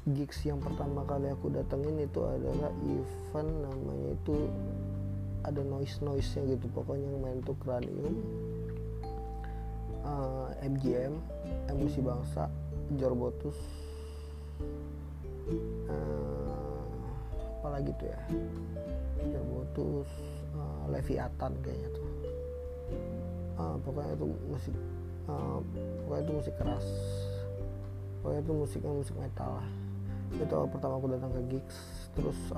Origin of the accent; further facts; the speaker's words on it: Medan, North Sumatra, Indonesia; Aku dari Medan, aku pengen ngebahas soal Medan-Medan aja